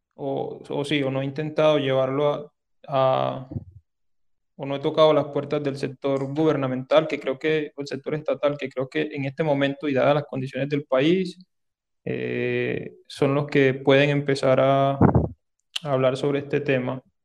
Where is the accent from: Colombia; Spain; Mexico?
Colombia; Sahagún, Córdoba; accent: Caribbean; moved away as an adult; now in Medellín, Colombia; yo soy de Sagún, Córdoba, aunque bueno, ya tengo casi 11 años de, estar por acá en Medellín, desde que me vine a estudiar a la, a la Antioquia